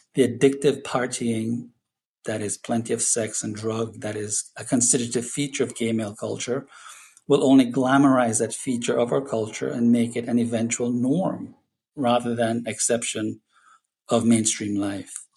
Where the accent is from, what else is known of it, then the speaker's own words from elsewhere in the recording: Jamaica; I'm Jamaican